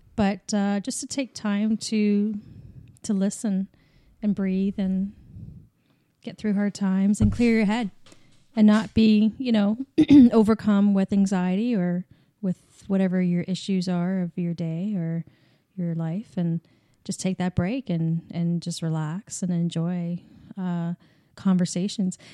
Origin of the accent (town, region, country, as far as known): Canada; accent: Canadian